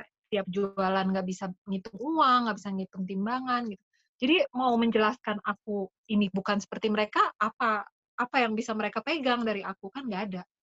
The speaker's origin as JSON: {"language": "Indonesian", "region": "Jakarta", "country": "Indonesia", "tie": "born or raised there", "also_born_or_lived": "Belgium / Bekasi", "said": "Aku, eh, besar di Jakarta, terus kemudian ya pokoknya, eh, S D, S M P SD aku di Bekasi, SMP, S M A di Jakarta"}